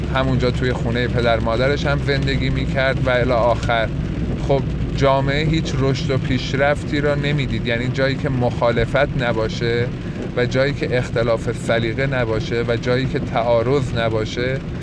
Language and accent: Persian; Yazd, Yazd Province, Iran; moved away as an adult; توی همون یزد خودمون باید یه رشته ای را انتخاب بکنم